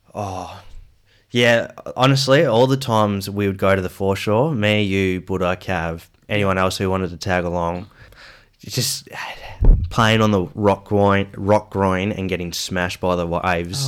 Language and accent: English; Perth, Western Australia, Australia; also born or lived in Geraldton; I'm from Perth. So, yeah, grew up in Perth until I was ten years old.